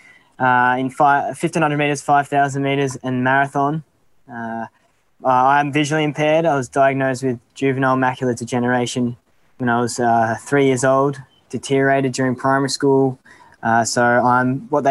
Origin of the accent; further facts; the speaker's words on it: Melbourne, Victoria, Australia; moved away as an adult; now in Canberra, Australia; I'm from Melbourne